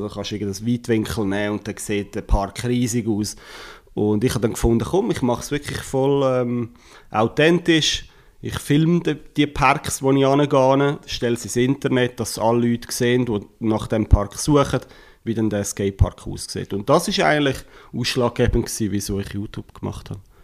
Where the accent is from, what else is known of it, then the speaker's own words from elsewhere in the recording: Switzerland; wir als Schweizer